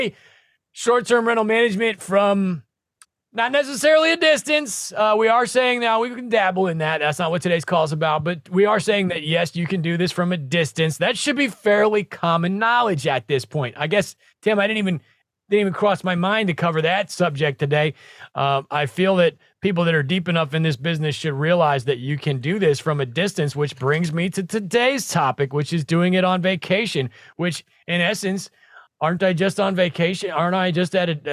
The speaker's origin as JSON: {"language": "English", "region": "Nebraska", "country": "United States", "said": "I'm from Nebraska"}